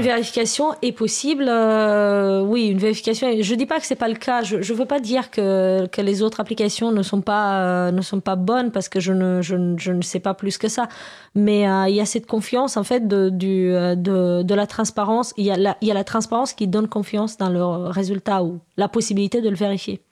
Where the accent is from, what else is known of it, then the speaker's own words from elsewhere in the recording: Romania; now in France; Moi je suis je viens de Roumanie à la base